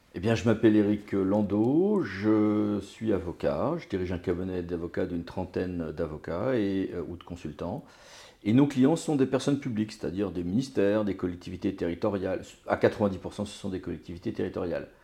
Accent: Finistère, Brittany, France; moved away; j'ai passé mon enfance en Bretagne

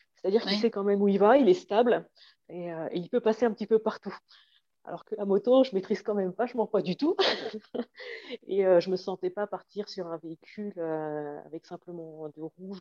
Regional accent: Magny-Cours, Bourgogne-Franche-Comté, France; j'ai grandi à Nevers-Manicourt, où il y avait euh, le circuit de F1

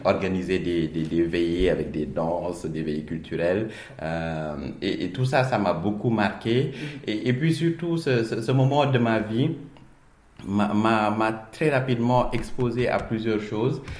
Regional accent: Dakar, Senegal; also born or lived in Petite Côte, Senegal; je suis né à, à Dakar, je suis très attaché à la Petite Côte

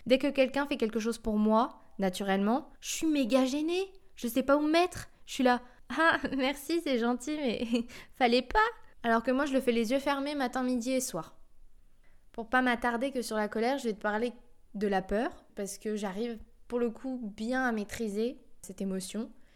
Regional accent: France; je suis française

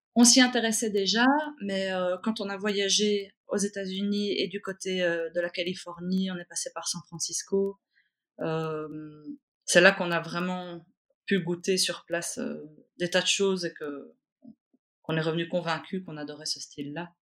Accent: Brussels, Brussels-Capital Region, Belgium; je suis née à Bruxelles, euh, une vraie bruxelloise. Mmh. Je suis née au centre-ville. J'ai grandi à Scarbeck

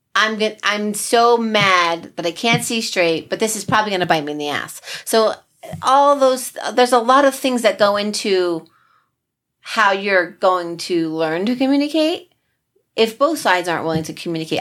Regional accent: New Jersey, United States; we're from Jersey

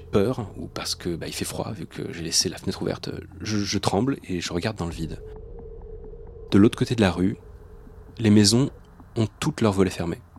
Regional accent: Mussy-sur-Marne, Île-de-France, France; Je suis alors chez mes parents, en Seine-et-Marne, dans le village où j'ai passé mon enfance, à Mussy-sur-Marne.

